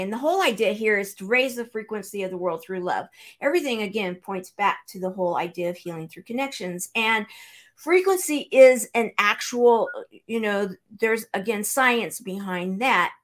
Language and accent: English; Southern California, United States; now in Branson, Missouri, United States; I'm originally from Southern California